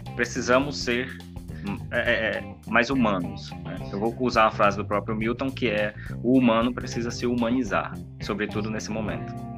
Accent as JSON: {"language": "Portuguese", "region": "Pará", "country": "Brazil", "moved": "as an adult", "lives_now": "Mato Grosso, Brazil", "said": "originalmente eu sou paraense, né, vindo do Pará para o Mato Grosso aí devido à questão do concurso para trabalhar"}